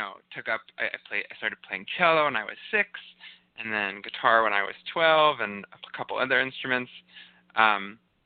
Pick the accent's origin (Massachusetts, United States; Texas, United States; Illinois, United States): Massachusetts, United States; Northampton; I'm actually from Northampton, Massachusetts, which is affectionately called Lesbianville.